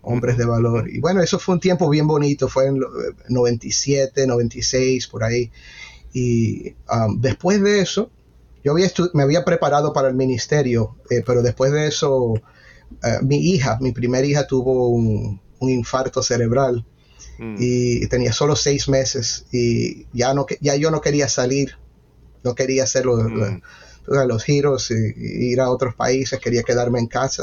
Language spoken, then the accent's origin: Spanish; Miami, Florida, United States; yo crecí en ese ambiente, en una iglesia bautista eh, en Miami, eh, nací en Miami